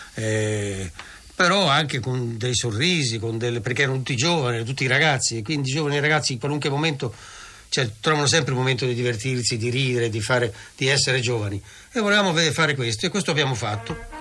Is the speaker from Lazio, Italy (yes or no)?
no; Tuscany, Italy; io sono toscano e queste cose sono state tutte avvenute in Toscana